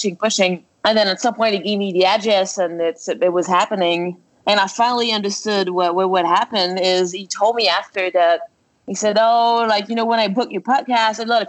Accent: Montreal, Quebec, Canada; moved away; also born or lived in Florida; Right now I'm in my hometown. I'm in Montreal.

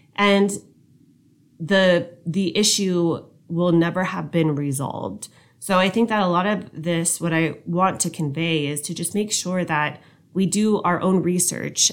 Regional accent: United States; us being an American

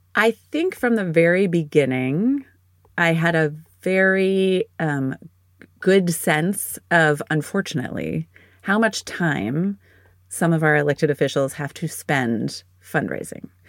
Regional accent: State College, Pennsylvania, United States; moved away as an adult; also born or lived in Washington, D.C.; now in Pittsburgh, United States; I grew up in State College, Pennsylvania

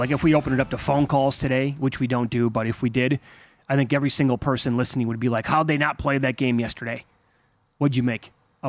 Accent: Midwest, United States; we're both from the Midwest

